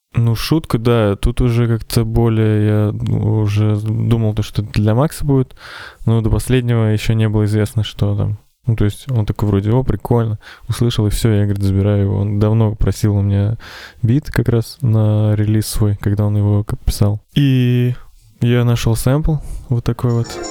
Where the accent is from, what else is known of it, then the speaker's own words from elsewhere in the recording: Ufa, Bashkortostan, Russia; я тоже из Уфы, как и Макс